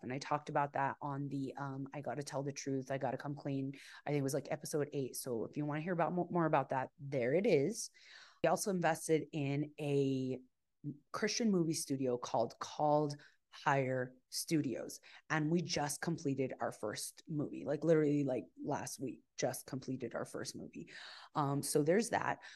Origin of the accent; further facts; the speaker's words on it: El Paso, Texas, United States; I was born in El Paso, Texas